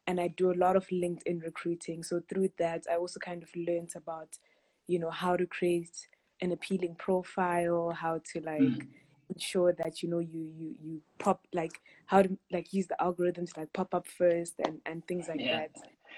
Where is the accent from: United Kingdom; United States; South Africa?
South Africa; also born or lived in Harare, Zimbabwe; I was born in Harare, Zimbabwe, and my family moved to South Africa when I was 8. So then I did primary school, high school, varsity here.